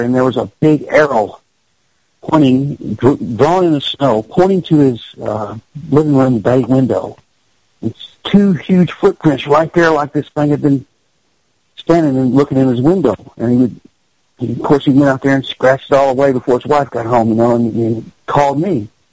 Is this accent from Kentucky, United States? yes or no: yes; Kentucky, United States; I'm from Kentucky